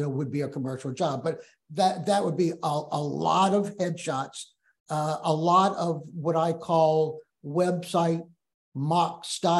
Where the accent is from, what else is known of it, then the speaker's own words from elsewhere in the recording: New Orleans, Louisiana, United States; moved away as an adult; now in Memphis, United States; we're from New Orleans, but that's how we're in Memphis